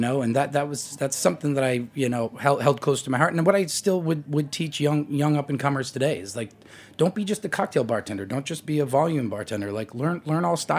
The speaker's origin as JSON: {"language": "English", "town": "Boston", "region": "Massachusetts", "country": "United States", "tie": "born or raised there", "said": "Division III school in Boston, Massachusetts, my hometown"}